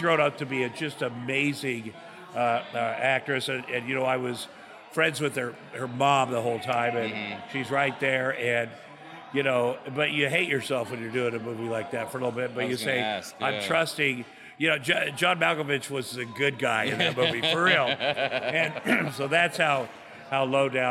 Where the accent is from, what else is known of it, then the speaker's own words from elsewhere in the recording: Iowa, United States; moved away; I grew up in Iowa, a very working class farm town